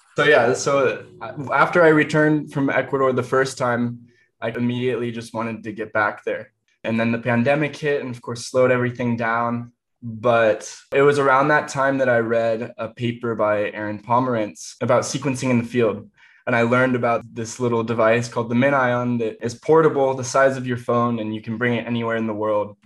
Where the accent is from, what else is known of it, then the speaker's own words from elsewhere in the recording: Indiana, United States; going out into the woods where I grew up in Indiana.